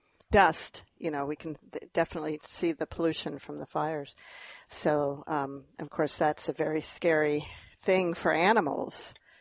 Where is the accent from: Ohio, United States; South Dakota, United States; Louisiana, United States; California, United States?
California, United States; Grass Valley; also born or lived in Iowa / Texas; now in Iowa and Texas, United States; when I was born in Northern California in Grass Valley, and Mom and Dad lived there.